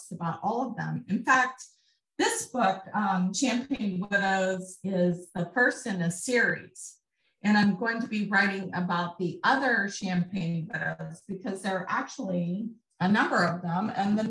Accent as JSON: {"language": "English", "region": "Colorado", "country": "United States", "said": "I'm from Colorado"}